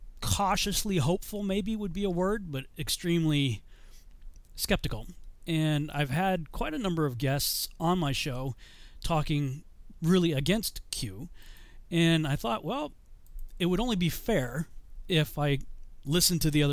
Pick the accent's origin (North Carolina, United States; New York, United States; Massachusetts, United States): Massachusetts, United States; Chicopee; I grew up in Chicopee, Massachusetts